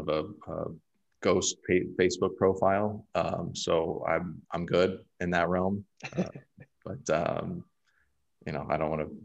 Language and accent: English; Tampa, Florida, United States; now in Miami, United States; I grew up in the Tampa area